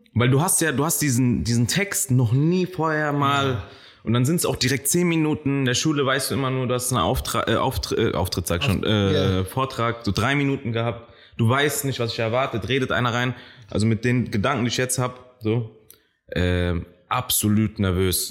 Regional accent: Frankfurt, Hesse, Germany; also born or lived in Kenya / Maintal; Ich bin in Kenia geboren, kam dann nach Niederrad, längere Zeit in Niederrad wie, geblieben.

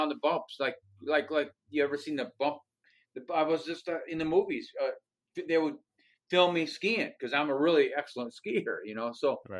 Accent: Michigan, United States; also born or lived in Denver; I'm actually from Michigan. And that's where I live now. So I grew up in Michigan.

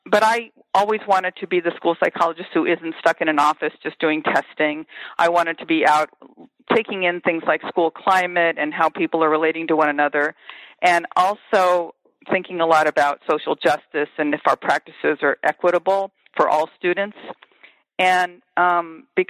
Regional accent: Los Angeles, California, United States; moved away as an adult; also born or lived in Champaign, Illinois; I am born and raised in Los Angeles, and I have been a product of public schools, large public Los Angeles schools

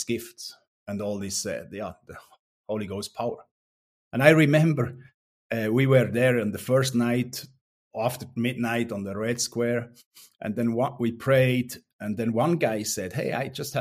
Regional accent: Langnau, Bern, Switzerland; English is a second language; moved away as an adult; also born or lived in Romania; I was growing up in Langnau, in like 30 kilometers away

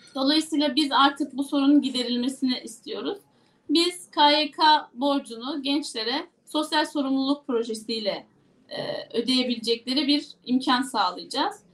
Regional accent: Yozgat Province, Turkey

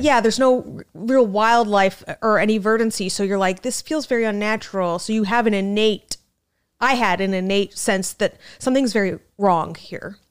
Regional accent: Scottsdale, Arizona, United States; moved away as an adult; now in New York City, United States; I'm from Scottsdale, the resort depart, the resort section of, of Arizona

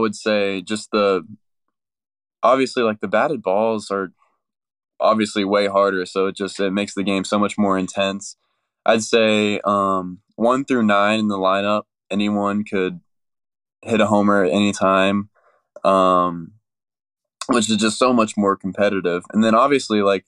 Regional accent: Woodstock, Georgia, United States; I'm from Woodstock, Georgia, which is about 20 minutes from Kennesaw State. I grew up and I went to Etowah High School

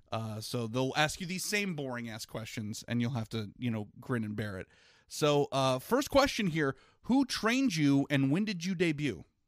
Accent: Virginia, United States; I grew up in Virginia

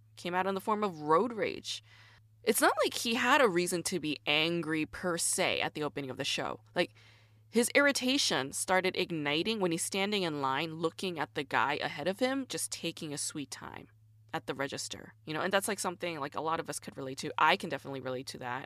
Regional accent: United States; a Korean American woman growing up in the United States.

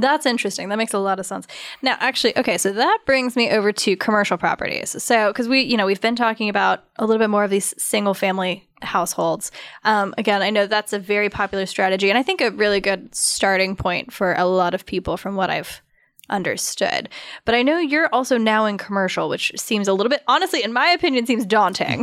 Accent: Douglasville, Georgia, United States; I grew up in Douglasville

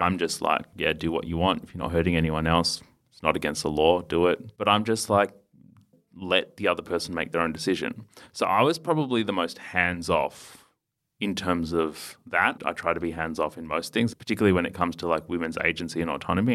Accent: Melbourne, Victoria, Australia; also born or lived in India / Port Lincoln / Adelaide; we moved from Port Lincoln, pit stop in Adelaide, and then to Melbourne. And I was eighteen months. And then spent childhood here.

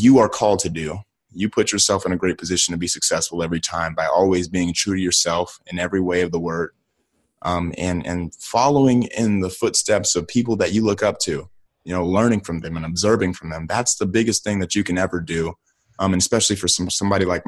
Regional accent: Akron, Ohio, United States; I'm from Akron, Ohio, from the inner city

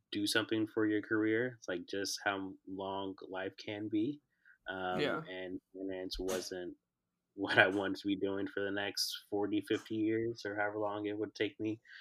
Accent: Chicago, Illinois, United States; I was born and raised in Chicago

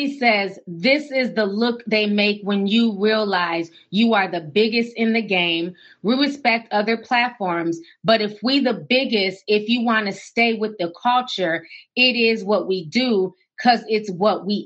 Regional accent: Minneapolis, Minnesota, United States; also born or lived in St. Paul; coming from the Twin Cities, growing up in Minneapolis and St. Paul

